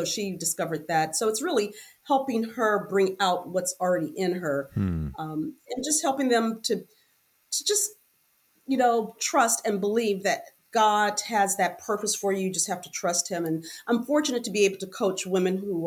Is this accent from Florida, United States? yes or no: yes; Miami, Florida, United States; We grew up in Liberty City area with drugs, prostitution. But at 10, I was adopted, and my adopted family took me out of Liberty City.